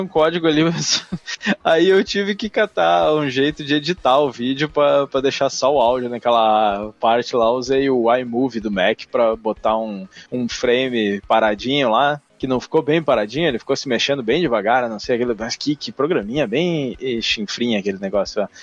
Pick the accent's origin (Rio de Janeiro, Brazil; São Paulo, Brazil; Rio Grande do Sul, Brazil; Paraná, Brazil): Rio Grande do Sul, Brazil; São Leopoldo; São Leopoldo, que é a minha cidade natal